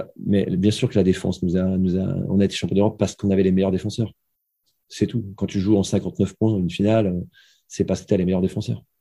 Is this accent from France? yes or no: yes; Gravelines, Hauts-de-France, France; moved away; also born or lived in Limoges / Brest; Je suis né à Graveline